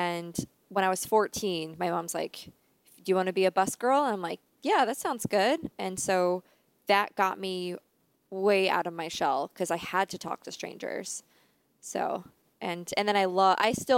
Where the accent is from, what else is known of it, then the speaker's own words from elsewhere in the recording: Dingmans Ferry, Pennsylvania, United States; I grew up in Pennsylvania.